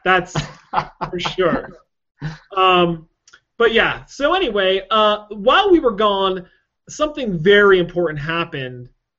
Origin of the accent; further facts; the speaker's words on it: United States; as an American